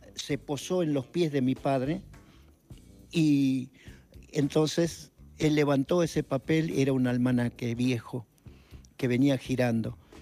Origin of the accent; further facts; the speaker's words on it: Salta, Argentina; soy salteño